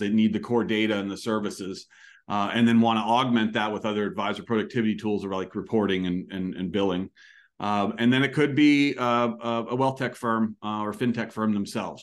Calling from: Annapolis, Maryland, United States; I'm calling from Annapolis, Maryland

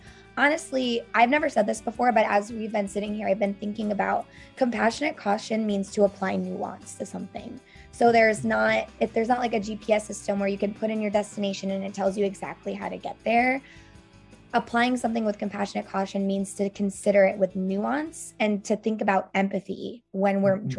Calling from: Columbus, Ohio, United States; And I am broadcasting in from Columbus, Ohio

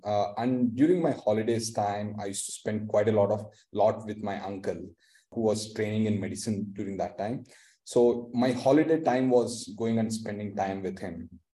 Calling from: Bangalore, Karnataka, India; Yeah, I'm joining from Bangalore, India today, and a bright summer. It's also known as the Silicon Valley of the East.

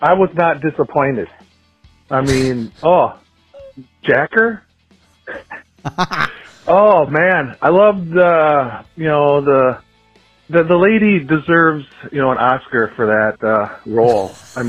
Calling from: Rochester, Minnesota, United States; I was calling from Rochester, Minnesota.

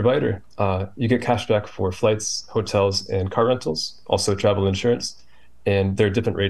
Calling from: Virginia, United States; I'm in Northern Virginia, outside D.C.

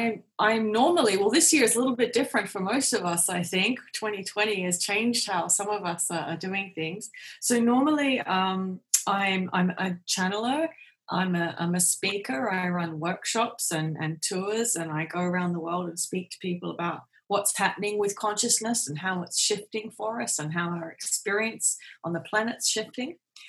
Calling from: Perth, Western Australia, Australia; I'm joining from Perth in Western Australia. So right on the other side of the world from where you are.

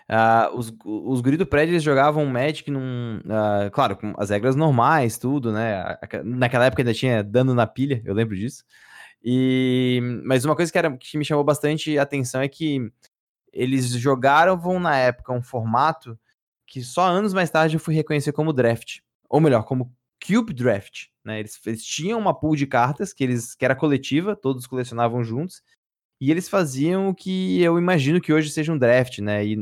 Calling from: Florianópolis, Santa Catarina, Brazil; Cara, eu tô falando de, Flor de Florianópolis, Santa, Santa Catarina, tenho 29 anos.

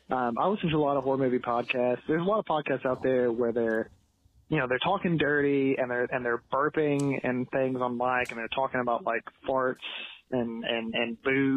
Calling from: Kentucky, United States; I'm calling down from Kentucky.

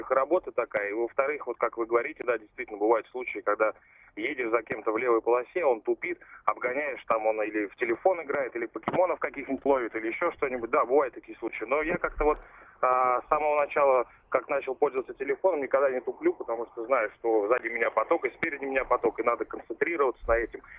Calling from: Vladimir, Vladimir Oblast, Russia; с Владимира. Э, город Владимир.

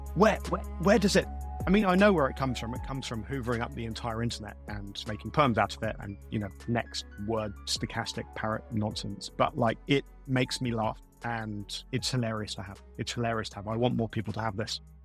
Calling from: London, United Kingdom; I'm calling from South London in the UK.

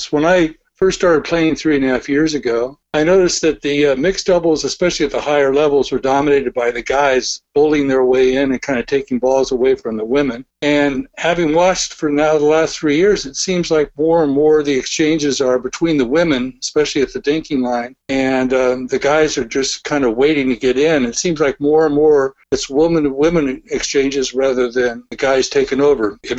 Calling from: Gig Harbor, Washington, United States; Gig Harbor, Washington.

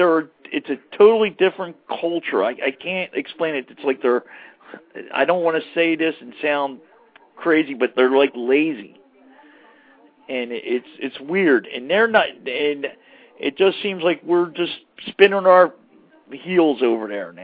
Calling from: Mount Holly, New Jersey, United States

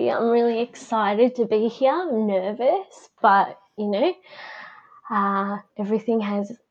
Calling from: Victoria, Australia; I am coming from Victoria down in Bass Coast, so the lands of the Bunurong people.

